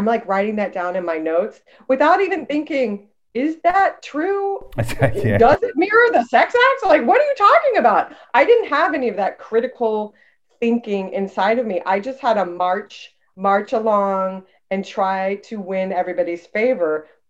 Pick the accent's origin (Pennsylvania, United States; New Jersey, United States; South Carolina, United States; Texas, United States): Texas, United States; moved away as an adult; now in Chicago, United States; I am in Chicago right now, and I've been here for almost two decades, but I grew up in Texas, which is very different, very conservative. And so I've lived in two different regions of the country, and they're both mixed up inside of me.